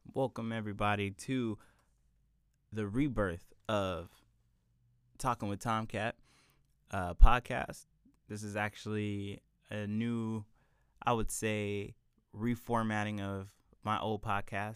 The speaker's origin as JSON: {"language": "English", "town": "San Diego", "region": "California", "country": "United States", "tie": "born or raised there", "said": "southeastern San Diego, where I grew up, was predominantly black"}